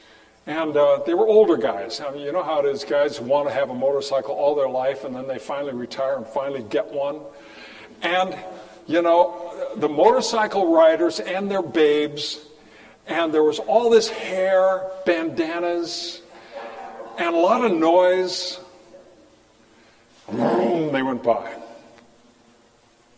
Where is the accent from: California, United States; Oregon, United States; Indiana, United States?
California, United States; moved away; growing up in California